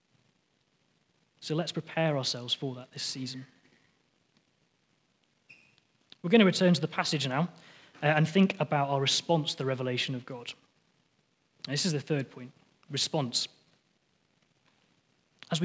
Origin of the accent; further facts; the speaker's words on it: near the Lake District, North West England, United Kingdom; moved away; I was born just near the Lake District down in England.